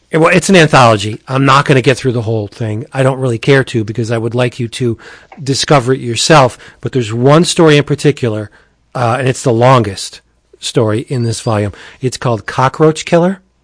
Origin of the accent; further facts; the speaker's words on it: Pennsylvania, United States; I come from Pennsylvania, I'm nowhere more at home than I am in New York City